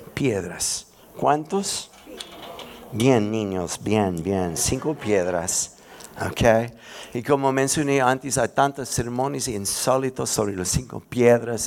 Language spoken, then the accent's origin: Spanish; United States; Spanish is a second language; moved away as an adult; now in Santiago, Chile; soy gringo